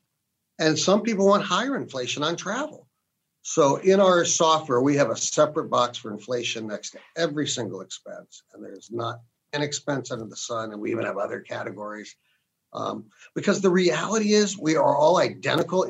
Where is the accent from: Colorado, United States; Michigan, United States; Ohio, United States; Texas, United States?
Ohio, United States; Canton; I grew up in Canton, Ohio, to a family that was in the automobile industry